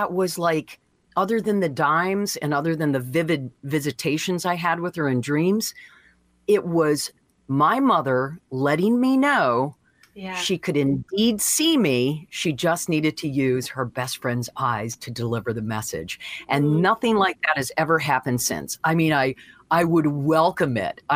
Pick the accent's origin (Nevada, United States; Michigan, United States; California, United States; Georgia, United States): Michigan, United States; Deckerville; moved away; also born or lived in San Diego / Santa Barbara; my little hometown, like, oh, you know, there's 25 churches in this town of 500 people, you know, in Deckerville, Michigan